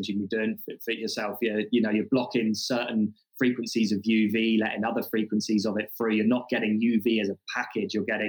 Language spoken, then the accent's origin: English; Australia; I'm from Australia. We have the highest, or some of the highest skin cancer rates in the world. And sunscreen use is huge in Australia.